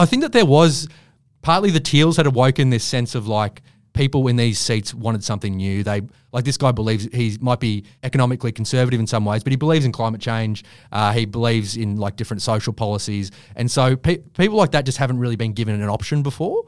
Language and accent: English; Queensland, Australia; moved away as an adult; also born or lived in Bundaberg; now in Sydney, Australia; I'm from Queensland